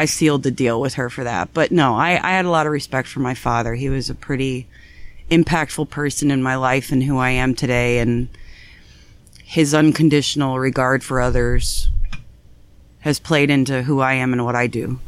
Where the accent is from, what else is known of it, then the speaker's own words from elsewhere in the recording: North Canton, Ohio, United States; I was born here in Canton, Ohio, North Canton, Ohio.